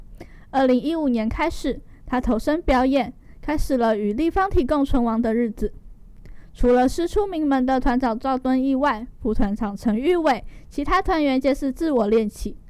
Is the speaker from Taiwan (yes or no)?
yes; Taiwan; 就像我们台湾人一样落地生根，聪明勤奋有智慧